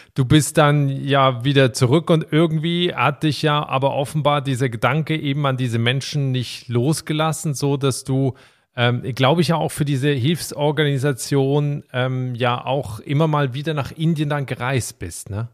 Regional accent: Switzerland; von der beschaulichen Schweiz, also meinem Heimatland

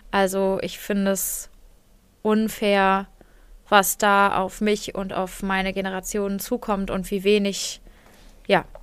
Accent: Germany; ich bin hier in Deutschland groß geworden, ich bin weiß, ich bin mittlerweile Akademikerin

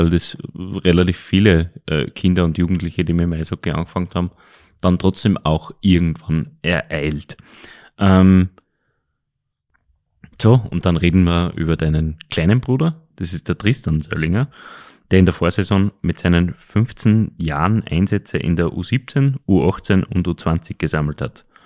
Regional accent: Linz, Upper Austria, Austria; Nein, ich bin ein waschechter Linzer.

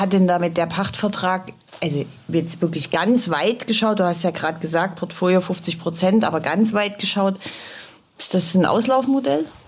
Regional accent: Dresden, Saxony, Germany; meiner Heimatstadt Dresden

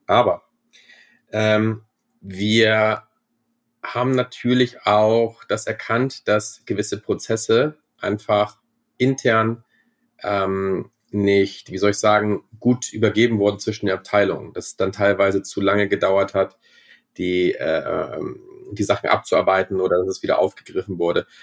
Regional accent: Germany; now in Vienna, Austria; ich bin ja auch Deutscher.

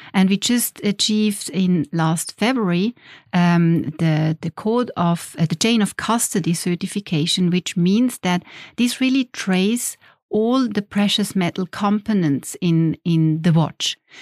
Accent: Schaffhausen, Switzerland; moved away as an adult; I grew up in Schaffhausen.

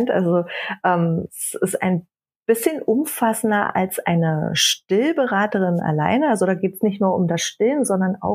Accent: Germany; born there; gebürtig bin ich aus der Nähe von Berlin. Das werdet ihr auch heute hören, vermute ich, weil ich gerade auf Heimatbesuch bin.

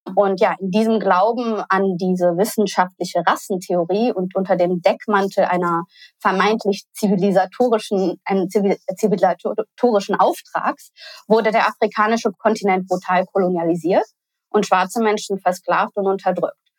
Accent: Cologne, North Rhine-Westphalia, Germany; ich komme persönlich aus Köln, wurde dort geboren, bin dort zur Schule gegangen

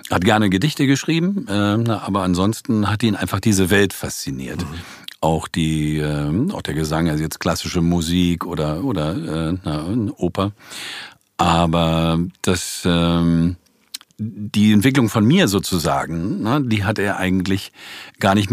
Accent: Berlin, Germany; Na, ich bin eigentlich immer in, in Neukölln geblieben.

